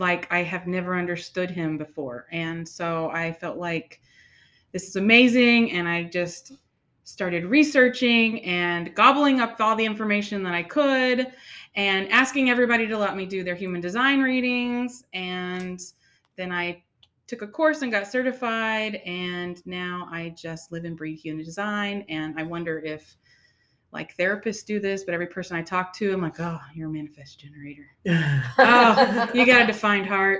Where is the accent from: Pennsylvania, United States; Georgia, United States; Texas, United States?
Texas, United States; Houston; moved away as an adult; I was born and raised in Houston